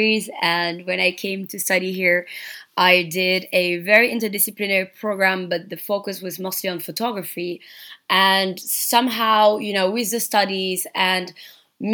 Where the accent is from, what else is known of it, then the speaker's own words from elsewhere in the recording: Dakar, Senegal; moved away as an adult; now in Berlin, Germany; So I am from Senegal. I was born and raised in Dakar